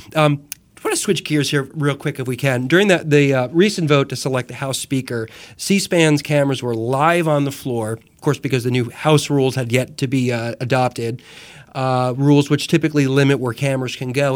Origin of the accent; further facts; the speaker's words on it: Jersey Shore, New Jersey, United States; moved away as an adult; also born or lived in New York; now in North Carolina, United States; growing up the Jersey Shore